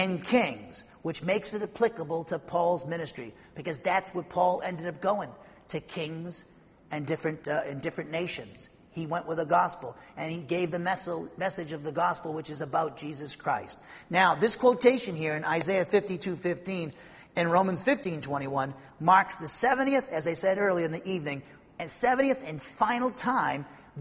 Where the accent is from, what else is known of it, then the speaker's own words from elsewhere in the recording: Norwood, Massachusetts, United States; moved away; I come from Norwood, Massachusetts.